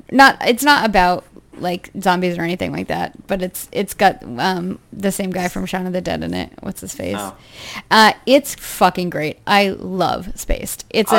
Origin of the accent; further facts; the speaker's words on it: United States; accent: American; my horrible American accent